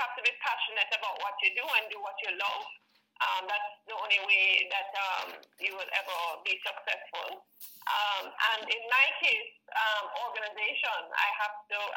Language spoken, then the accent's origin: English; Kingston, Jamaica; My family is not from Portland. We are actually all from Kingston.